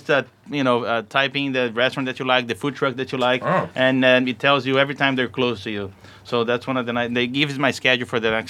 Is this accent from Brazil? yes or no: yes; São Paulo, Brazil; English is a second language; moved away as an adult; now in United States; I was born in Brazil, São Paulo. I lived there for my first 18 years of life, and then I moved over here.